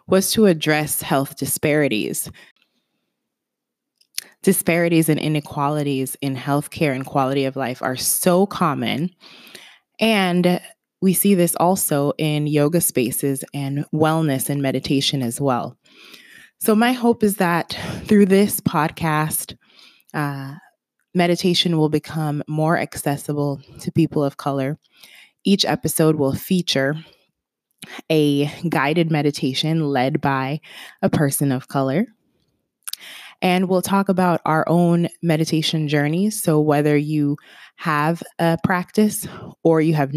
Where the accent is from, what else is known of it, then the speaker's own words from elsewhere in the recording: Kingston, Jamaica; now in Atlanta, United States; I was born and raised in Kingston, Jamaica. I'm based in Atlanta, Georgia